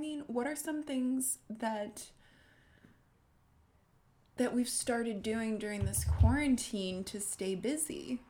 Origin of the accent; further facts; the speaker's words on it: Australia; moved away; also born or lived in New York / Paris / Sydney; Yes, I'm Australian.